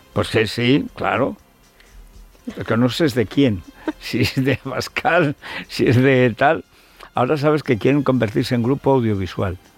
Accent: Teruel, Aragon, Spain; soy de Teruel, que he visto nevadas de dos metros

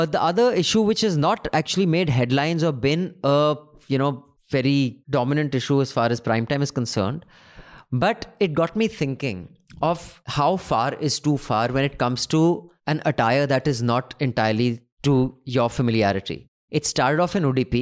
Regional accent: Dehradun, Uttarakhand, India; moved away; also born or lived in Delhi; when I grew up in Dehradun

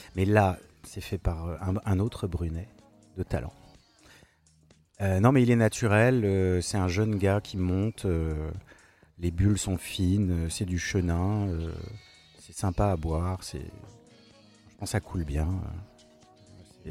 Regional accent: Paris, Île-de-France, France; je suis parisien

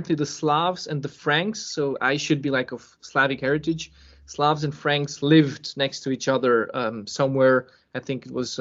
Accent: Serbia; I was born in Serbia

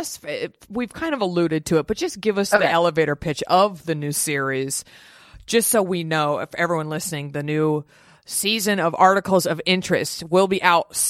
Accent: Dallas, Texas, United States; born or raised there

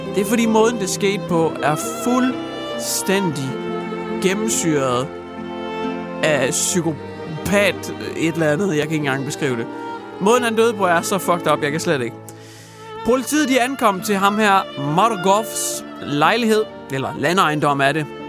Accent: Hjørring, North Denmark Region, Denmark; jeg kommer fra Jøring, men Jøring er mere eller mindre Wuhan part 2 lige pt. Jeg bor i Jøring i Wuhan-distriktet

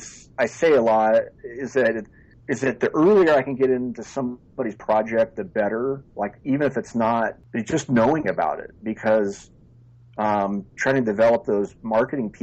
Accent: far Northern California, United States; I am a fifth generation Northern Californian. I'm sort of like the last of the Mohicans and grew up in far Northern California

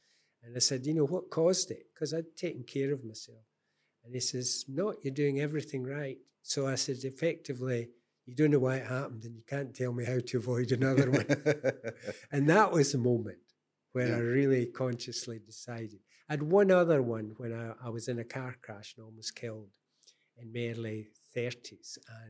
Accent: Scotland, United Kingdom; I'm very Scottish, but I haven't lived in Scotland for a long time. Mm. I've no desire to go back.

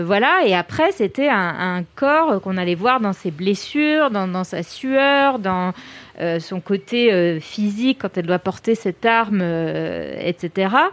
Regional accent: France; je suis française

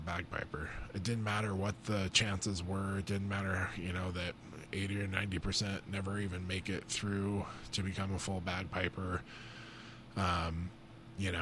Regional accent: Butte, Montana, United States; I grew up in Butte, Montana

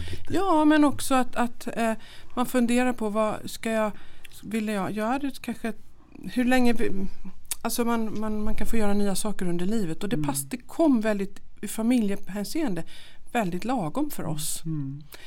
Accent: Jönköping, Jönköping County, Sweden; moved away as an adult; also born or lived in Linköping; now in Dalarna, Sweden; Jag är uppvuxen i Jönköping

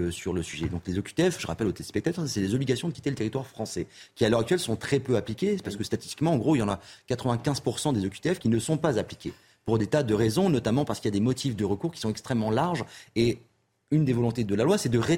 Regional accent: Paris, Île-de-France, France; Moi, j'ai grandi à Paris

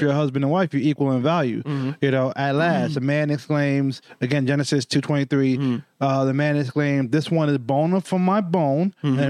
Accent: New York, United States; One thing I learned growing up in New York is that your word is your bond.

